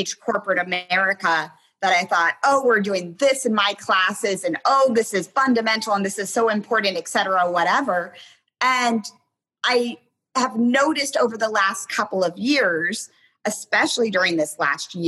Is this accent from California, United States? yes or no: no; Hicksville, Ohio, United States; moved away as an adult; also born or lived in Tanzania; I started writing newspaper articles for my hometown newspaper because I'm from a very small town called, it's literally called Hicksville, Ohio.